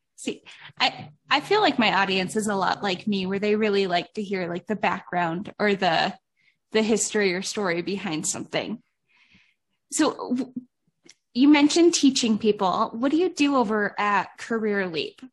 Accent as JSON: {"language": "English", "town": "Cleveland", "region": "Ohio", "country": "United States", "moved": "yes", "said": "back home in Cleveland"}